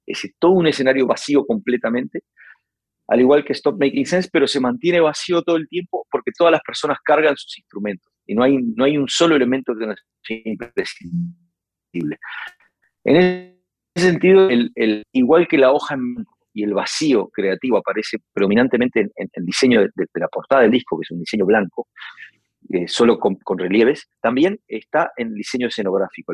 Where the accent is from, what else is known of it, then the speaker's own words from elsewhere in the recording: Uruguay; con este acento que tengo y con esta manera de tocar la guitarra, y esta manera de escribir que la aprendí en mi país